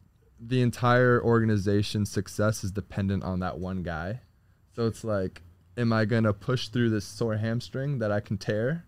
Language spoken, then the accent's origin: English; South Florida, United States; moved away; also born or lived in Nashville; I'm from South Florida.